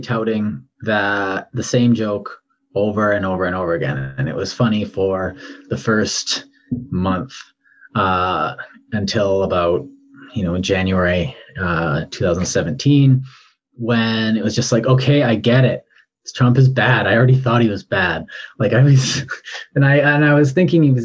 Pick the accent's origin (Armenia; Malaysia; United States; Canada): Canada; I'm Canadian